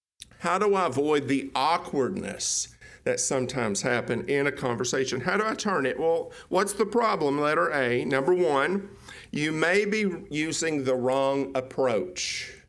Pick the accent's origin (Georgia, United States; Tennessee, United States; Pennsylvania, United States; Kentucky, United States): Tennessee, United States; People now don't think I'm from Tennessee. They think I'm from East Texas.